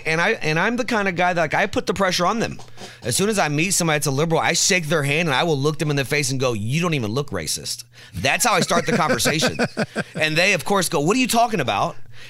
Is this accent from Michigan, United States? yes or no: no; Indianapolis, Indiana, United States; So I grew up on West Washington Street, Hawthorne Park, Rodeus Park.